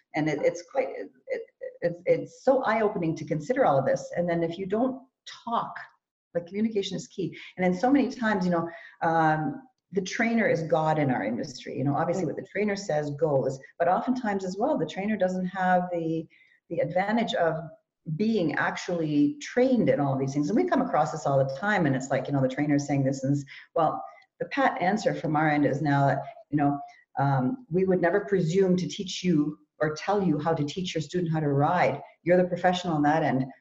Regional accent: Canada; born or raised there; also born or lived in Germany

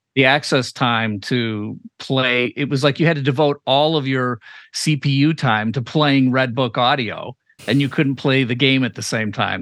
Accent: Chicago, Illinois, United States; we're both from Chicago.

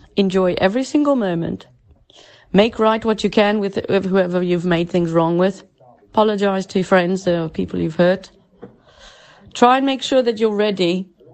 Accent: South Africa; moved away as an adult; now in England; I'm from South Africa.

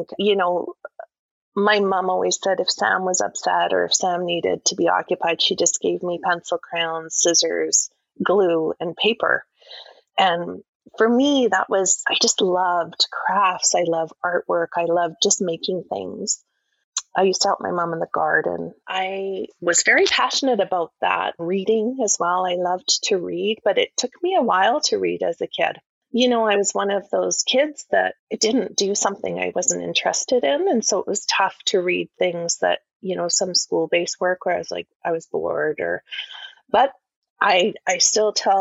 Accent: Calgary, Alberta, Canada; I grew up in Calgary, Alberta

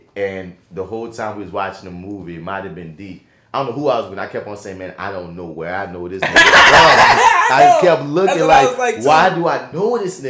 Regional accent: New Orleans, Louisiana, United States; I'm from New Orleans.

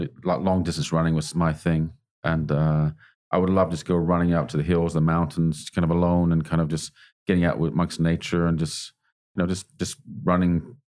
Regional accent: Canada; also born or lived in England; now in Australia; I was born in England, grew up in Canada, been all over the place, really, back to England again, and now in Australia.

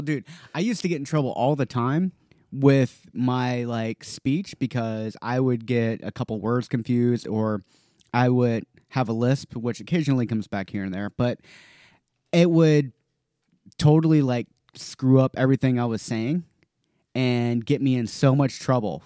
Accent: North Carolina, United States; when I was growing up in North Carolina

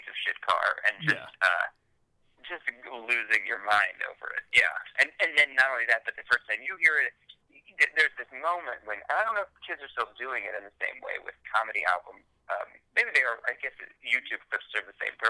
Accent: Ohio, United States; also born or lived in Los Angeles; growing up in Ohio

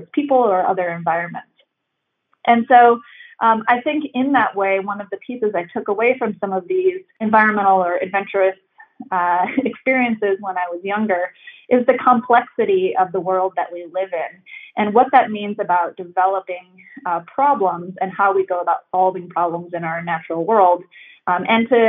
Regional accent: Northwest Indiana, United States; now in Boulder, United States; I grew up in the Midwest in a small kind of hobby farm in Northwest Indiana

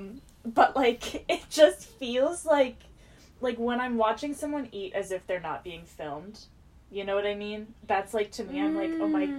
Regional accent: United States; an American-born person

